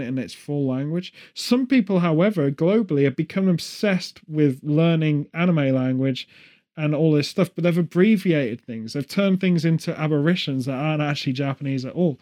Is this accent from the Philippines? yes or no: no; England, United Kingdom; as an English person